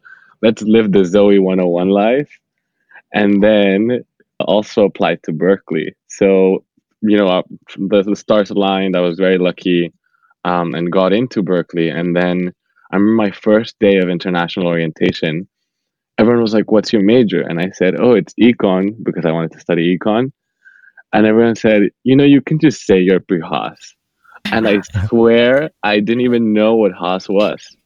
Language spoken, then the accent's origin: English; Bogotá, Colombia; moved away; I was born and raised in Bogota, Colombia.